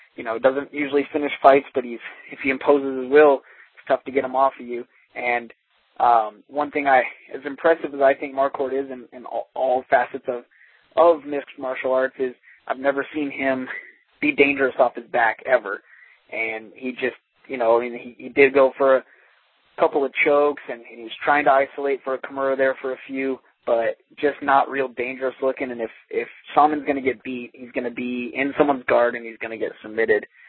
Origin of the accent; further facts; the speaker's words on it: Denver, Colorado, United States; I'm from Denver